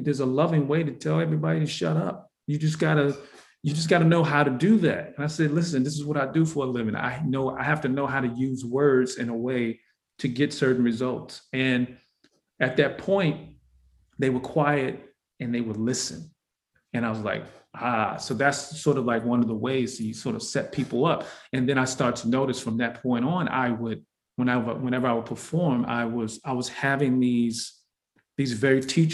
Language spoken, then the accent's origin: English; Detroit, Michigan, United States; I was born in Detroit, Michigan